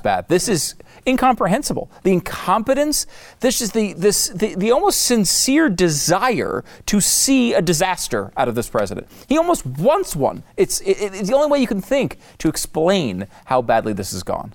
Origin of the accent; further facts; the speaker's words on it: United States; as an American